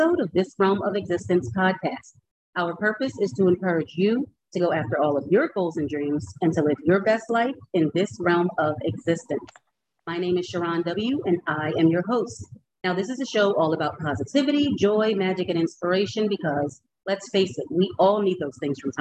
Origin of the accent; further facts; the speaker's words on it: Philadelphia, Pennsylvania, United States; So now we're both from Philly